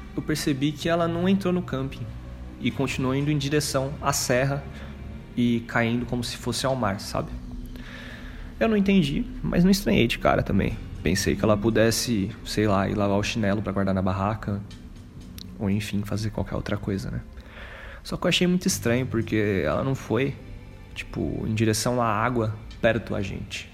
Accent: Greater São Paulo, Brazil; eu sou daqui da Grande São Paulo

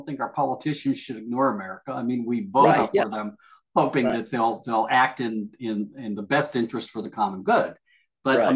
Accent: United States; you and I are Americans

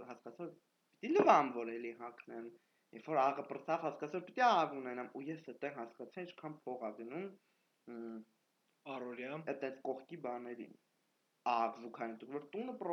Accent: Armenia; moved away as an adult; հետո հասկացա որ հայ եմ

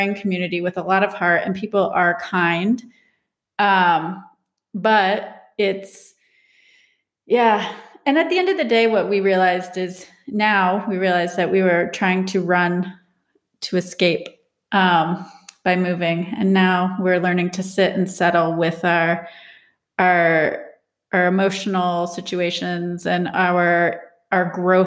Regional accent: Charlotte, North Carolina, United States; moved away; also born or lived in Asheville; I grew up in Charlotte

